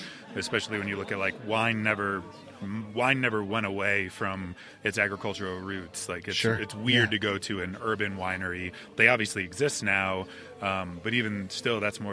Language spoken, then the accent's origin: English; Cleveland, Ohio, United States; now in North Carolina, United States; I grew up in Cleveland